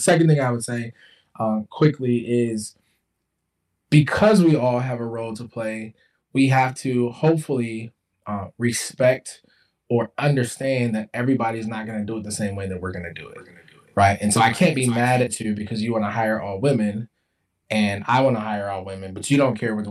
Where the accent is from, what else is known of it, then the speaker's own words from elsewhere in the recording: the South, United States; I'm from the South.